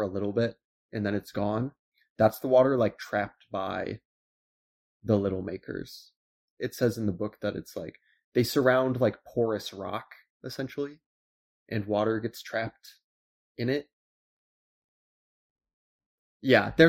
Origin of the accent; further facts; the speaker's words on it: Iowa, United States; moved away; I'm from Iowa